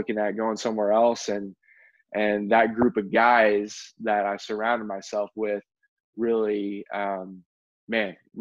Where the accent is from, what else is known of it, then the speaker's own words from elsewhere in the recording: Midwest, United States; moved away as an adult; also born or lived in Indiana / Kentucky / Florida; now in Arizona, United States; our family, we grew up in the Midwest, so Indiana, Kentucky